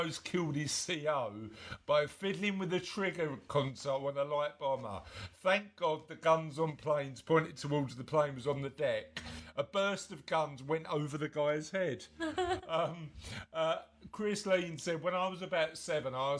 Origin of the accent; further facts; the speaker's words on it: London, United Kingdom; I'm from East London. I'm from sort of a little bit further in a place called Canning Town